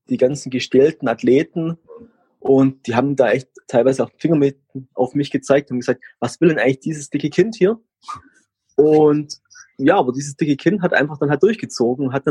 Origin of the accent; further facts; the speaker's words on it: Heidenheim, Baden-Württemberg, Germany; Ich komme aus Heidenheim, das ist in Baden-Württemberg bin, ich werde jetzt 40 Jahre alt